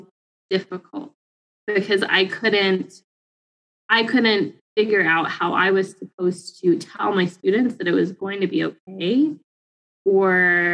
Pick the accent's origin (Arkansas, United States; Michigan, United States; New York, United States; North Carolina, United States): Arkansas, United States; Fayetteville; moved away as an adult; also born or lived in Pine Bluff, Arkansas; I grew up in Fayetteville, a predominantly middle upper class white community